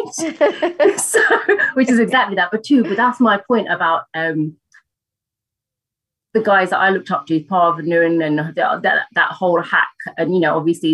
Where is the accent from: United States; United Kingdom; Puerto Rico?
United Kingdom; us as British women growing up in Britain